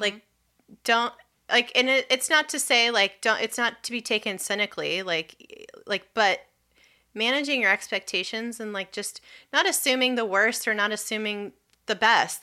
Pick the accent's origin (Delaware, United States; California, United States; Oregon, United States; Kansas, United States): California, United States; now in Washington, D.C., United States; I am originally from California. I'm like a, like, seventh or eighth generation Californian